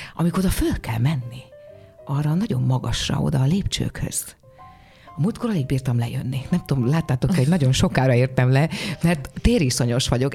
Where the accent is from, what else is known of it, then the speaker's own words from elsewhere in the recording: Hódmezővásárhely, Csongrád-Csanád, Hungary; moved away; a szülővárosom díját, ahol ez a hódmezővásárhely